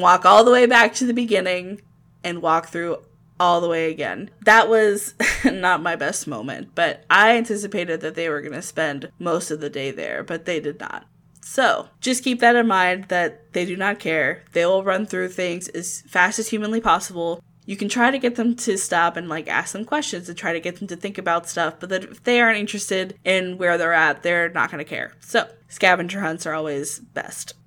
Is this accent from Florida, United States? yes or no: yes; Ocala, Florida, United States; I grew up in Ocala, which isn't too far away from Gainesville